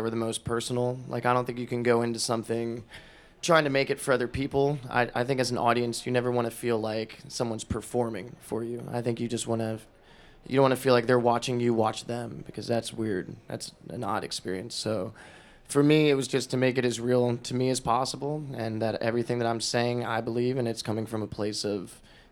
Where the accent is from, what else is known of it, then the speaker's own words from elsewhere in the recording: Florida, United States; I grew up in Florida. Like, the town I grew up in is like 7,000 people